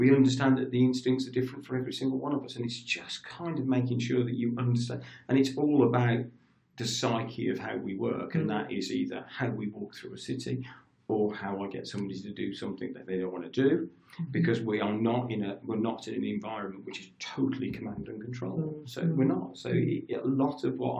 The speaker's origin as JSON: {"language": "English", "town": "Birmingham", "region": "West Midlands", "country": "United Kingdom", "moved": "yes", "lives_now": "Coventry, United Kingdom", "said": "I'm a Brummie"}